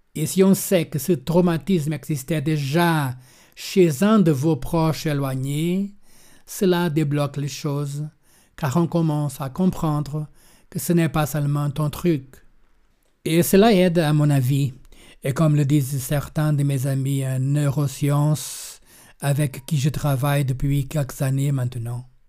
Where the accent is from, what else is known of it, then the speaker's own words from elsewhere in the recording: Lagos, Algarve, Portugal; also born or lived in Berlin, Germany; Je suis né ici au Portugal, dans une famille désilée à cause de la guerre coloniale et des guerres de libération